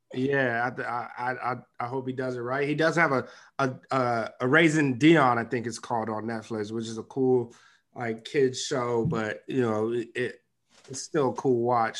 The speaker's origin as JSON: {"language": "English", "country": "Nigeria", "said": "I'm Nigerian."}